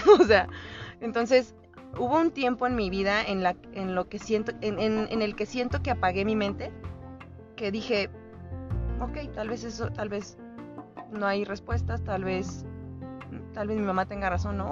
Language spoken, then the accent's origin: Spanish; Querétaro, Mexico; Soy de Querétaro